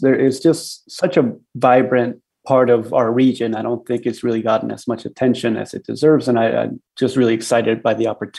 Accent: Mexico City, Mexico; born there; also born or lived in United States; I've lived on both sides of the border, most of it on the U.S. side, but I was born in Mexico City. I have family down there.

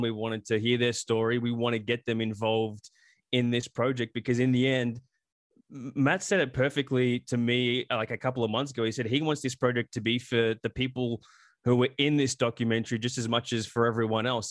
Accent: Australia; now in United States; I grew up in Australia

